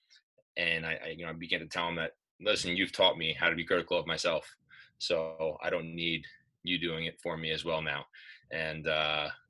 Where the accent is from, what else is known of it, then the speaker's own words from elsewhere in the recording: Commack, New York, United States; also born or lived in Smithtown, New York; I went to my first practice where I grew up in Comac